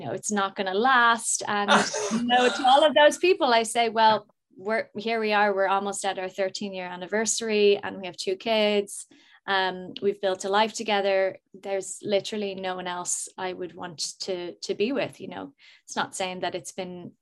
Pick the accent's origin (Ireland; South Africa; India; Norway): Ireland; also born or lived in United States; I moved to Ireland when I was four. I was born in the States, and we moved to Ireland, and I grew up here